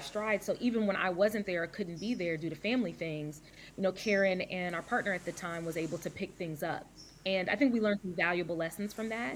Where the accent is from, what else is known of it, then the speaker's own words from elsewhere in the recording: Louisville, Kentucky, United States; moved away as an adult; also born or lived in Dallas, Texas / Atlanta, Georgia; now in Vancouver, United States; I was born in Dallas, Texas, raised in Louisville, Kentucky